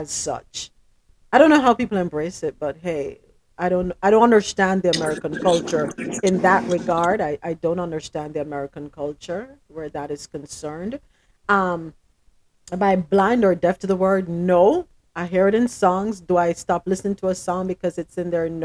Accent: Jamaica; moved away as an adult; now in United States; I'm Jamaican

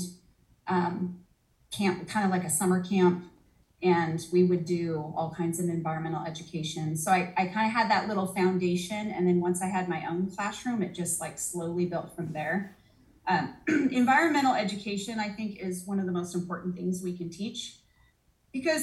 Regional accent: Post Falls, Idaho, United States; I grew up in North Idaho. I actually went to Post Falls High School

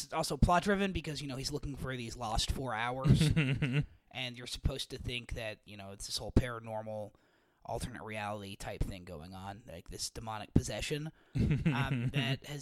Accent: Oklahoma, United States; where I grew up in Oklahoma

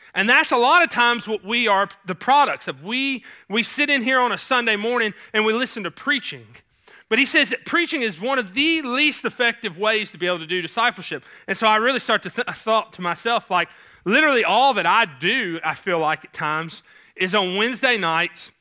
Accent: Clarksville, Tennessee, United States; accent: Southern; I grew up in Clarksville, and so there's this little kind of blurb of Clarksville called New Providence

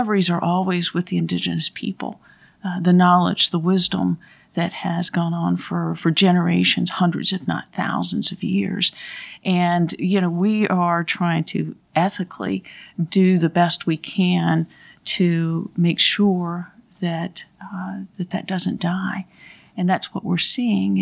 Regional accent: Thomasville, North Carolina, United States; I grew up in Thomasville

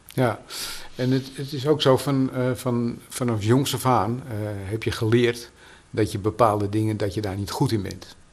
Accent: Amsterdam, North Holland, Netherlands; ik ben een echte Amsterdammer

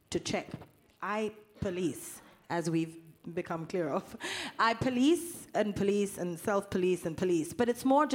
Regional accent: South Africa; I'm from South Africa

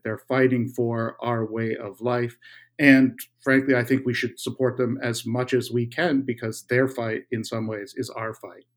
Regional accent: Canada; my home country of Canada

